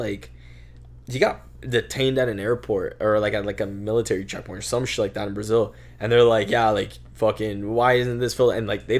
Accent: Vancouver, British Columbia, Canada; No, bro, I was born here. I was born in Vancouver.

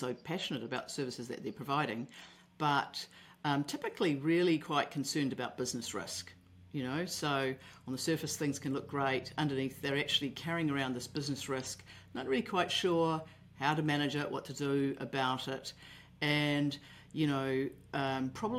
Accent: Auckland, New Zealand; I'm from Auckland, New Zealand.

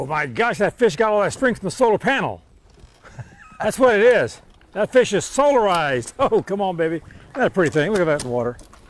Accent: Florida, United States; I grew up in Florida.

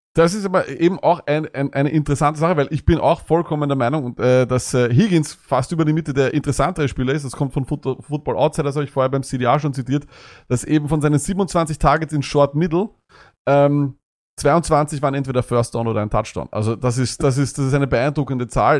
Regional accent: Austria; bei uns in Österreich

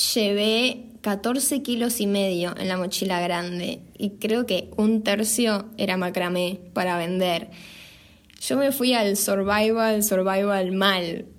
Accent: Buenos Aires, Argentina; moved away as an adult; nosotras dos somos de Capital Federal

